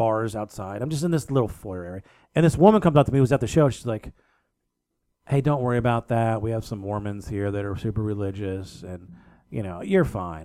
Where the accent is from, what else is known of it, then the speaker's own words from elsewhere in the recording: East Coast, United States; I'm from the East Coast.